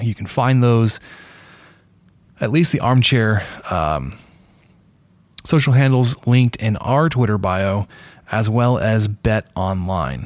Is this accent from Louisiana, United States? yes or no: no; Dallas, Texas, United States; now in Lubbock, United States; a restaurant I grew up eating at in Dallas